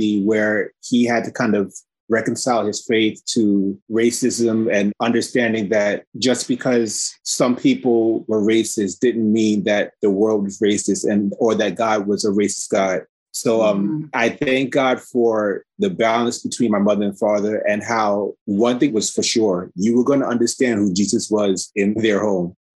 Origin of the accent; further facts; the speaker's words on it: New York City, New York, United States; I grew up in Red Hook, Brooklyn for about 10 years of my life